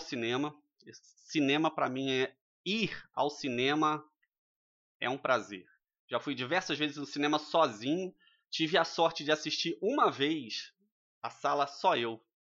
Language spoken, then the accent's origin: Portuguese; Rio de Janeiro, Brazil; moved away; sou natural do Rio de Janeiro, morei em, em algumas cidades durante a minha vida.